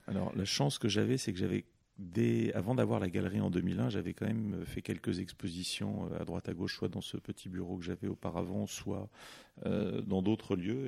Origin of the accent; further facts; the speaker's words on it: Paris, Île-de-France, France; j'ai grandi euh, d'abord en périphérie de Paris. Euh, et puis j'ai eu la chance, euh, j'ai eu la chance de grandir à partir de l'âge de 10 ans, euh, non loin du musée Zetkin, dans le, centre de Paris